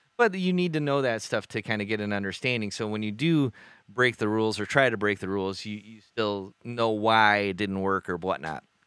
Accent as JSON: {"language": "English", "town": "Bay City", "region": "Michigan", "country": "United States", "said": "we're this band from Bay City."}